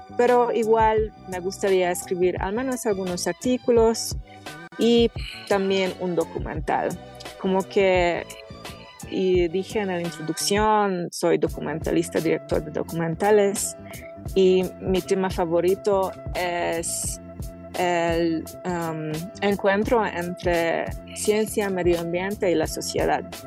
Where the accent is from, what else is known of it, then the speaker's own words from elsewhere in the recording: Hungary; Spanish is a second language; moved away as an adult; soy húngara de Hungría, que es una tierra sin montañas y mi pueblo es la mitad del plano, cero montañas